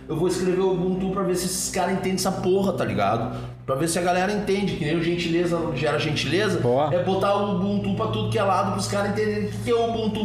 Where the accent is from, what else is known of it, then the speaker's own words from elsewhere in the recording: Curitiba, Paraná, Brazil; also born or lived in São Gabriel, Rio Grande do Sul; now in Porto Alegre, Brazil; me criei andando de skate em Curitiba